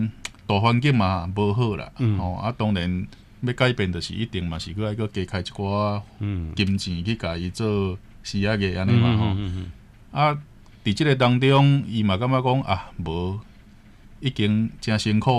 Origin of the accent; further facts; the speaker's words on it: Taiwan; 我们台湾人